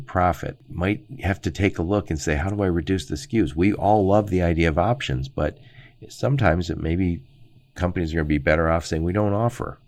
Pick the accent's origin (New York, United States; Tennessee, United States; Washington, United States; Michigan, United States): Michigan, United States; Dearborn; I grew up in Dearborn, Michigan, right outside Detroit.